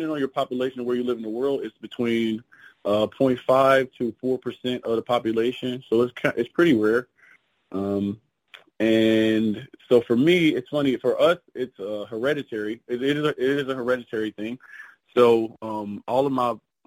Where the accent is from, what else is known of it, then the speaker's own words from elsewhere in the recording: Cincinnati, Ohio, United States; moved away as an adult; now in Miami, United States; So I was born and raised in Cincinnati, Ohio. Grew up there, and then I moved to Miami in 2021.